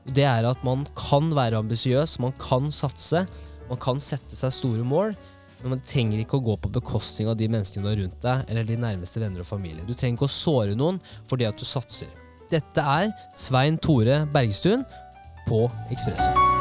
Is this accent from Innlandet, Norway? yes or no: yes; Kongsvinger, Innlandet, Norway; Jeg er fra Kongsvinger òg